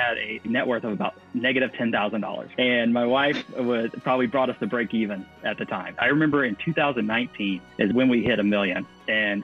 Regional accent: Mississippi, United States; moved away as an adult; also born or lived in Virginia / California; I'm originally from Mississippi, and that's where I got my nursing license

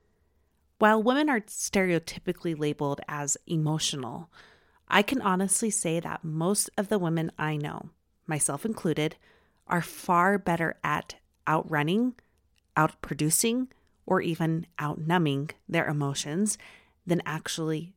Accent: Utah, United States; accent: Utah; my Utah accent

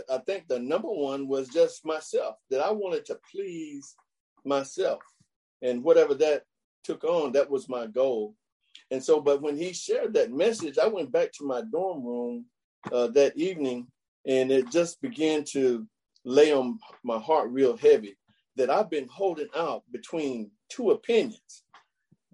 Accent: Chattanooga, Tennessee, United States; I grew up in Chattanooga, Tennessee

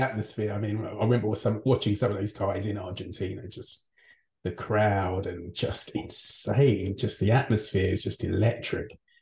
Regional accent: United Kingdom; as a Brit

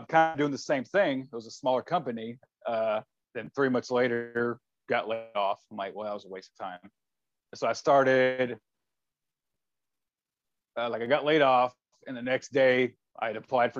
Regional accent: Shreveport, Louisiana, United States; I was actually born and raised in Louisiana

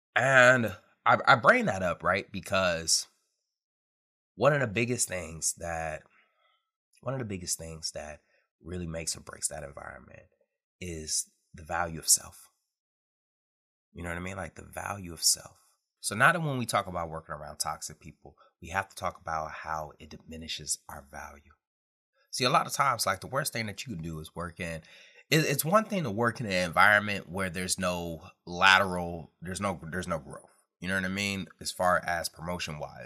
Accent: Detroit, Michigan, United States; growing up in Detroit, Michigan

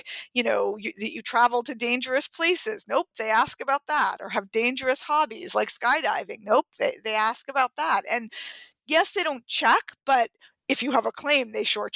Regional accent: New York City, New York, United States; I had gotten my driver's license at 17 in growing up in Manhattan

